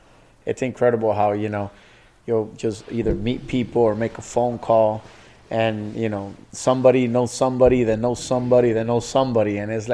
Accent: Nicaragua; So as a little kid, I was maybe 4 or 5. I was a kid, you know, I'm from Nicaragua.

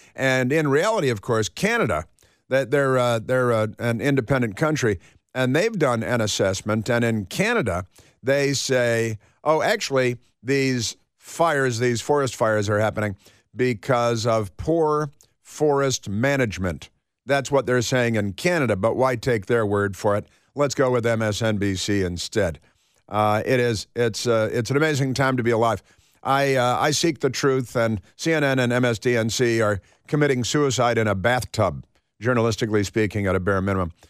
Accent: Chicago, Illinois, United States; also born or lived in Santa Barbara, California; I'm from Chicago, and I'm in Chicago

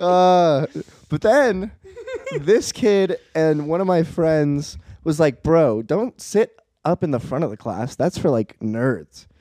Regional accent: East Coast, United States; moved away; I'm an East Coast boy. East Coast is my home.

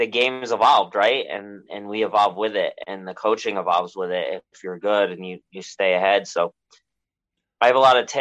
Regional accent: Milford, Connecticut, United States; also born or lived in Monroe, Connecticut; I grew up in Milford, which is like a little ways away, like 20 minutes away.

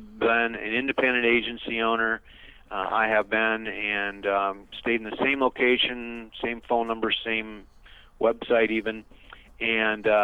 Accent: Iowa, United States; now in Gilbert, United States; I'm originally from the Midwest, born and raised in Iowa

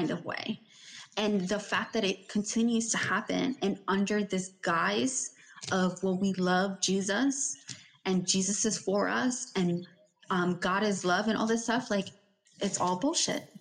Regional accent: New York, United States; we were raised in New York

